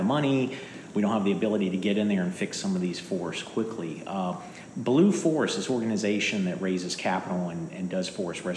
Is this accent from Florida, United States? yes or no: yes; North Florida, United States; moved away; I'm initially from Florida, North Florida